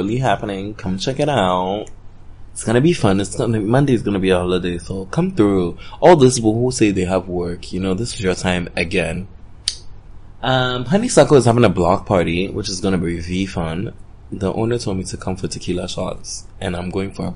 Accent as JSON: {"language": "English", "country": "Nigeria", "moved": "yes", "lives_now": "Ghana", "said": "I'm such a Nigerian"}